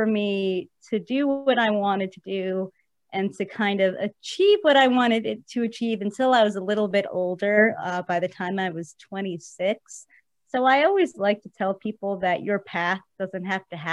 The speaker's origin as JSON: {"language": "English", "region": "New Jersey", "country": "United States", "tie": "born or raised there", "also_born_or_lived": "New York City", "said": "I am originally from New York City. And I spent most of my life growing up in New Jersey and still live there today."}